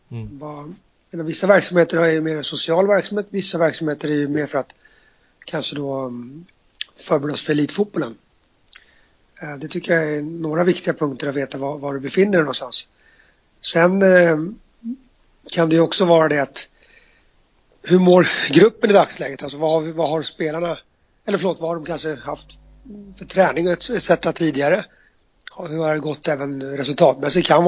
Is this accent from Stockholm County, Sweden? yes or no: yes; Stockholm, Stockholm County, Sweden; Eh, eller jag som stockholmare flyttar till ett annat land.